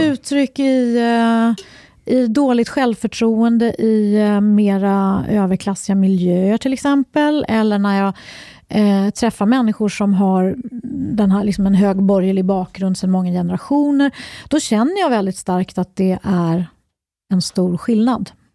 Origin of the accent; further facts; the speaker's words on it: Uppsala, Uppsala County, Sweden; Jag är uppvuxen i Uppsala